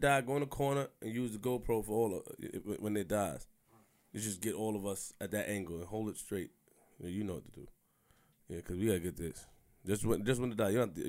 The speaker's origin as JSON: {"language": "English", "town": "Queens", "region": "New York", "country": "United States", "said": "I'm from Queens for real, nigga."}